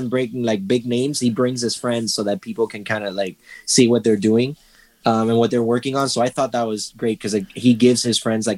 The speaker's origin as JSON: {"language": "English", "town": "Miami", "region": "Florida", "country": "United States", "said": "I'm from Miami, Florida"}